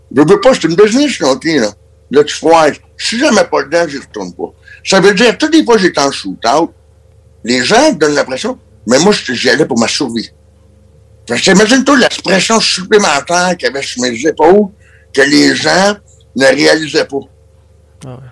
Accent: Quebec, Canada; en tant que Québécois

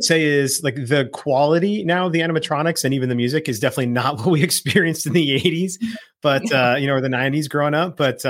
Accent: Phoenix, Arizona, United States; that's what I grew up remembering here in the Phoenix Valley.

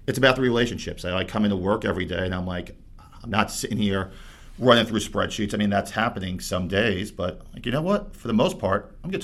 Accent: Bayonne, New Jersey, United States; grew up in Bayonne, New Jersey

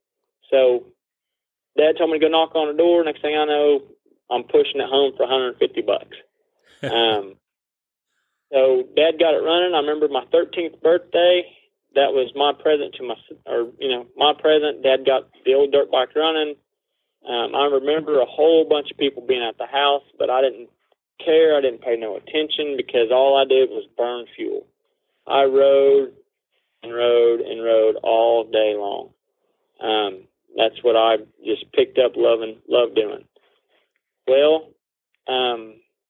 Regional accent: Claremore, Oklahoma, United States; also born or lived in Bartlesville, Oklahoma / Dewey, Oklahoma / Sperry, Oklahoma; I was born in Claremore, Oklahoma.

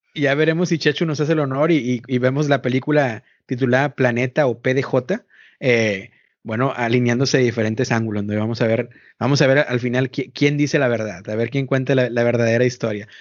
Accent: Mexico; now in United States; yo soy mexicano

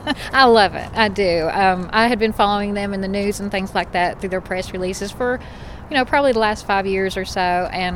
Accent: Fort Gay, West Virginia, United States; I'm a Fort Gay High School graduate.

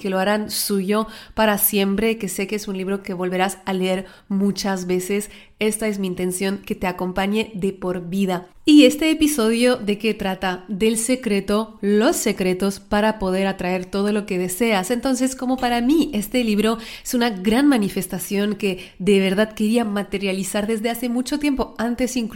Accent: France; Spanish is a second language; also born or lived in Mexico; Las que no me conocéis, soy francesa, aunque el acento parece de Latinoamérica, una mezcla rara. Viví en México un tiempo.

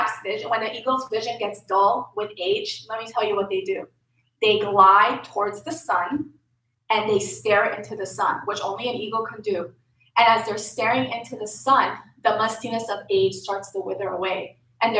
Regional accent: Lebanon; moved away; I'm from Lebanon.

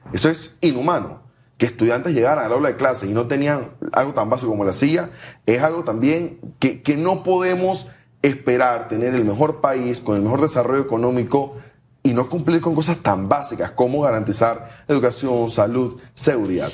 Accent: Panama; somos los panameños del avión

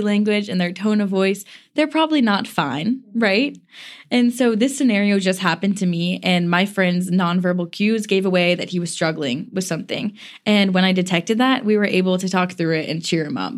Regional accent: the South, United States; I'm a girl from the South

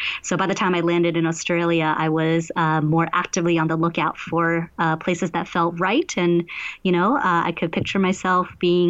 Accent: New York City, New York, United States; moved away as an adult; also born or lived in Shanghai, China; now in Queenstown, New Zealand; So I was born in Shanghai and lived in New York City for most of my life.

